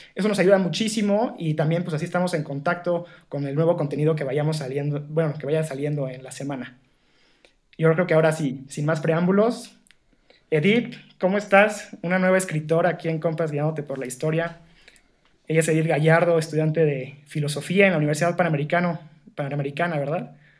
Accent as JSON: {"language": "Spanish", "country": "Mexico", "said": "la tradición vinícola que tenía o que tiene nuestro país todavía"}